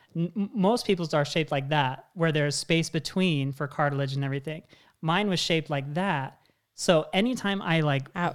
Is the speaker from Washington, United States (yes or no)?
yes; Washington, United States; moved away; I'm originally from Washington State.